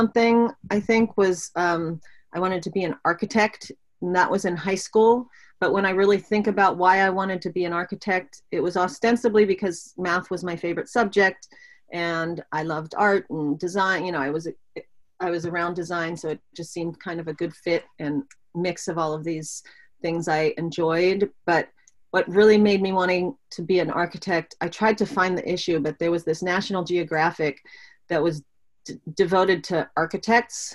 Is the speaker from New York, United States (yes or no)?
no; Pittsburgh, Pennsylvania, United States; I was born in Pittsburgh, Pennsylvania